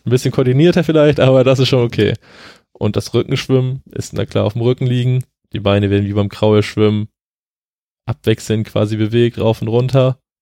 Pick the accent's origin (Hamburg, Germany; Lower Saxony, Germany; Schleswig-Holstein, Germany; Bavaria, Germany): Schleswig-Holstein, Germany; Flensburg; ich komme ja aus Flensburg